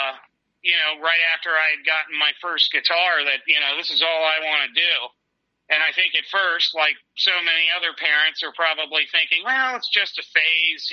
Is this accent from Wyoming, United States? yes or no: no; Annapolis, Maryland, United States; also born or lived in Pittsburgh, Pennsylvania; when we moved away from Pittsburgh, we moved to Annapolis, Maryland